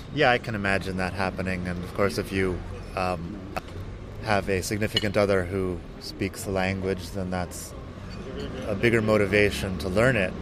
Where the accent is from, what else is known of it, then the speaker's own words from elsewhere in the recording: Phoenix, Arizona, United States; moved away as an adult; also born or lived in Barcelona, Spain; now in Madrid, Spain; I am from Phoenix, Arizona, which is completely different than anything we have here in Europe.